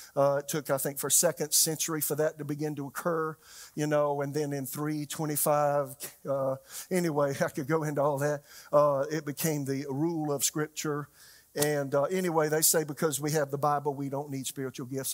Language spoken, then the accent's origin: English; Florence, South Carolina, United States; now in Raleigh, United States; my hometown is, is Florence, South Carolina